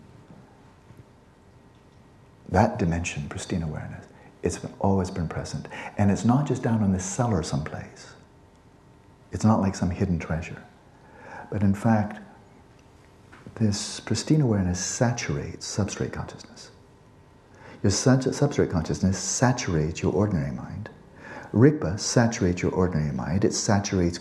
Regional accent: California, United States; I'm a guy from California

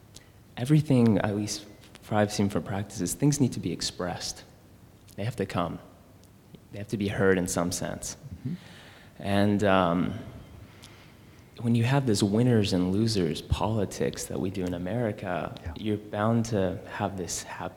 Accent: Memphis, Tennessee, United States; moved away as an adult; also born or lived in West Coast; So, I mean, I grew up in Memphis, and I mean, my friends, when I moved to the West Coast when I was 18, to go to Reed

